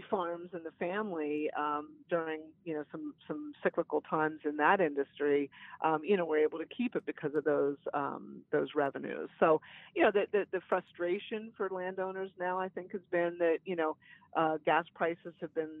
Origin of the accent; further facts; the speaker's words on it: Beaver County, Western Pennsylvania, United States; where I grew up in Beaver County in Western PA